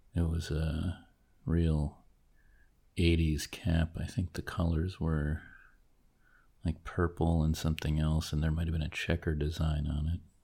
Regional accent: New Jersey, United States; I grew up near Great Adventure in New Jersey

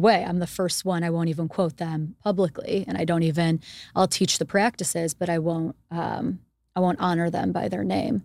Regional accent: United States; moved away as an adult; also born or lived in Israel / India; being Jewish growing up in America

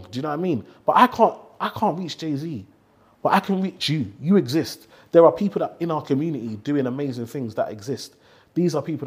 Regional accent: London, United Kingdom; growing up in Tower Hamlets

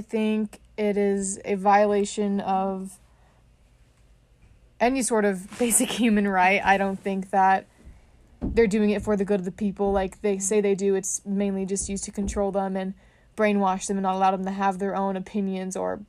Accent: Tacoma, Washington, United States; moved away as an adult; now in Montana, United States; I'm 20 years old. I'm from Tacoma, Washington, and I am currently a student at the University of Montana.

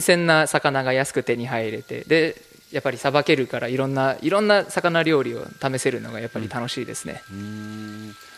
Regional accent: San Francisco Bay Area, California, United States; moved away as an adult; now in Japan; そこが僕の地元から車で、まあ、30分ぐらいのでそのバークレーの劇場は僕も子供の頃よくそこで演奏してて

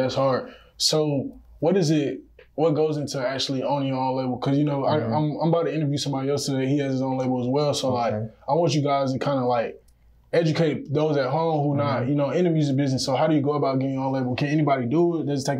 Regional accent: Broward County, Florida, United States; I'm from Florida. I'm from Broward County, Florida.

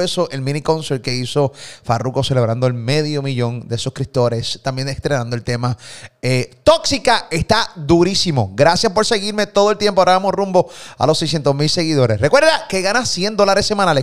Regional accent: Puerto Rico; de Puerto Rico

